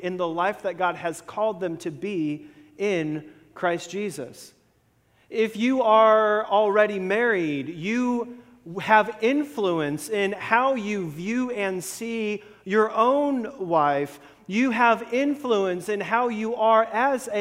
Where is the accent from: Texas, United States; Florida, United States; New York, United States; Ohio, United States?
Florida, United States; growing up in Florida